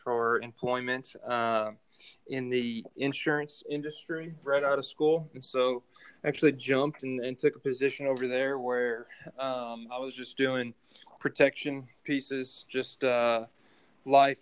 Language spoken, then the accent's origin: English; Cleveland, Ohio, United States; moved away as an adult; also born or lived in Tennessee; I'm originally from Cleveland, Ohio